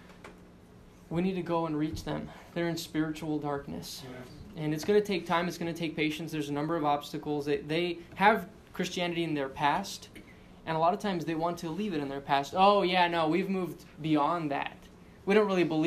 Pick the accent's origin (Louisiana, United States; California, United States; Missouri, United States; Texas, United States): Texas, United States; El Paso; moved away; I'm from El Paso, Texas, and it's dry there